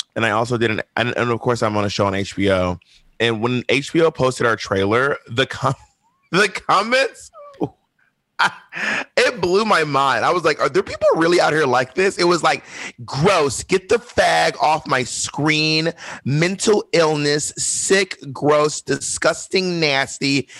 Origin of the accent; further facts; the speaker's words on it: Columbus, Georgia, United States; moved away as an adult; also born or lived in Alabama / Mississippi / Atlanta, Georgia / New York City; I grew up in Georgia, Alabama, and Mississippi, mostly Georgia. But I was born in Columbus, Georgia